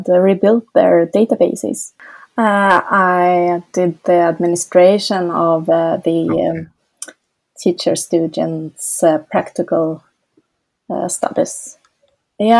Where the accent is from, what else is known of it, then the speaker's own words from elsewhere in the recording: Stockholm, Stockholm County, Sweden; I'm from Stockholm, Sweden.